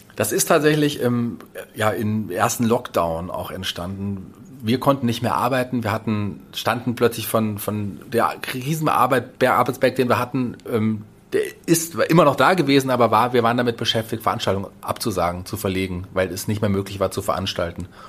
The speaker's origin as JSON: {"language": "German", "town": "Fulda", "region": "Hesse", "country": "Germany", "tie": "born or raised there", "also_born_or_lived": "Berlin", "said": "Also ich bin gebürtiger Fuldaer, bin glücklich, in dieser wunderbaren Stadt zu wohnen"}